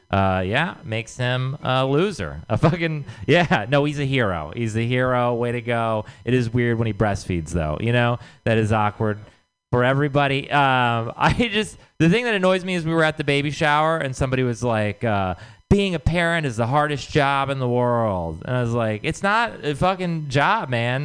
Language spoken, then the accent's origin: English; Texas, United States; moved away; I'm from Texas.